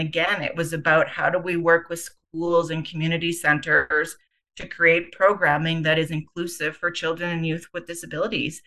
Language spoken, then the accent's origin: English; Winnipeg, Manitoba, Canada; also born or lived in Calgary; I was uh, born and raised in Winnipeg